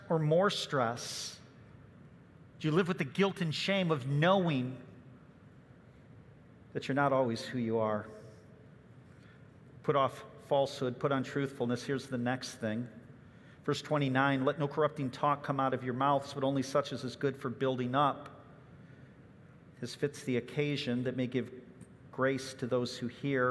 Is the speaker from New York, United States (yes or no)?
no; Chicago suburbs, Illinois, United States; I remember growing up in the Chicago suburbs